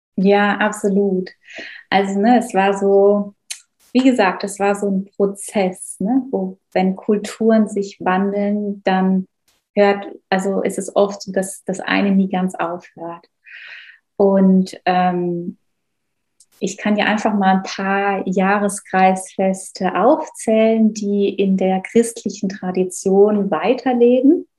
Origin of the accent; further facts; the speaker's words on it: Black Forest, Baden-Württemberg, Germany; ich bin im Schwarzwald groß geworden